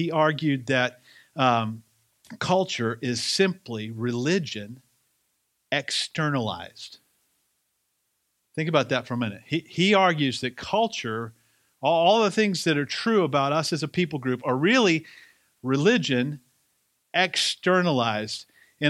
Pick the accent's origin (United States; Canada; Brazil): United States; the South; accent: Southern; if it sounds like I have a little bit more of my Southern accent back, it's because I was just around a bunch of Southern people for 8 days